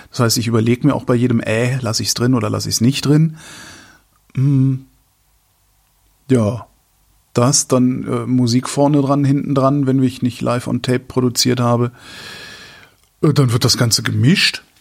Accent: Rhineland, Germany; Rhein, Rhein, also das Rheinland, wo ich herkomme, ist, ist, find, empfinde ich als freundlich.

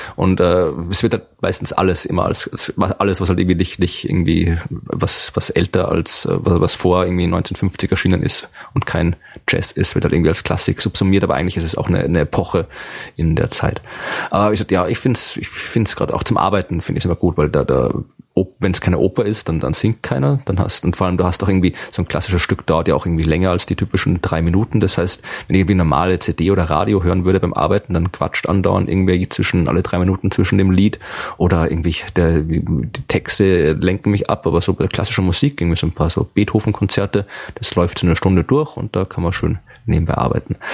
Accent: Krems, Lower Austria, Austria; an der Universität Krems, also Uni in meiner Heimatstadt in Österreich

